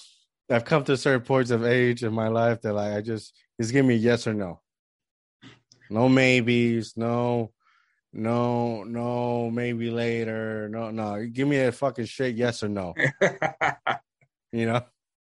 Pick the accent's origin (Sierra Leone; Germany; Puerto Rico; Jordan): Puerto Rico; now in United States; because I was born here, right? But yeah, I grew up in Puerto Rico.